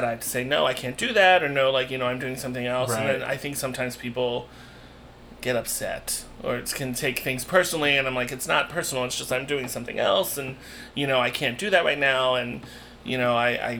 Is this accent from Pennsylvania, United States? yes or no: yes; Philadelphia, Pennsylvania, United States; moved away as an adult; also born or lived in New York / Penn State, Pennsylvania; now in Chicago, United States; I've only really lived in two places. I grew up in Philadelphia and then I lived in New York for a short while. So I've only really lived in two other big cities besides Chicago.